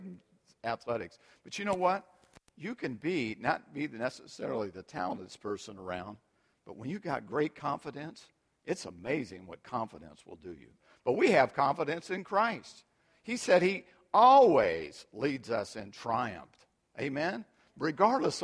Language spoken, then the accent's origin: English; United States; we've been so fortunate to live and be born and raised in America